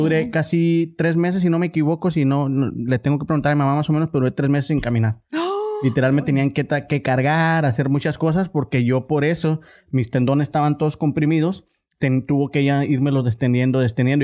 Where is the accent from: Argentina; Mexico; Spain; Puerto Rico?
Mexico; Ciudad Juárez, Chihuahua; yo vivía por Anapra